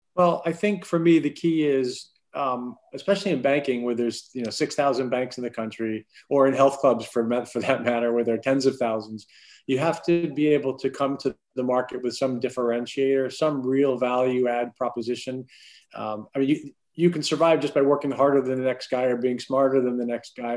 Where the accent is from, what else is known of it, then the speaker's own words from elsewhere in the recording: Clearwater, Florida, United States; I grew up in Florida, primarily Clearwater, Florida.